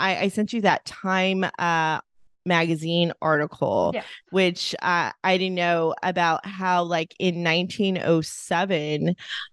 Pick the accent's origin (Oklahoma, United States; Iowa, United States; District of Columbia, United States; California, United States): California, United States; Los Angeles; I grew up in Eagle Rock, which was predominantly a very Filipino town